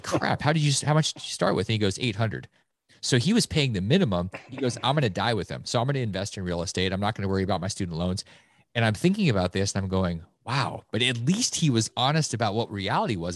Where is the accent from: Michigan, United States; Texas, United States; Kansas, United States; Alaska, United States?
Alaska, United States; moved away; Growing up in Alaska